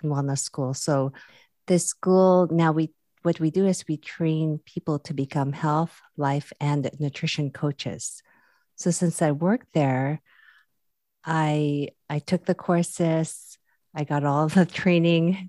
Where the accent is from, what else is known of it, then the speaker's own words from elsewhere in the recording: Philippines; now in California, United States; I'm originally from the Philippines too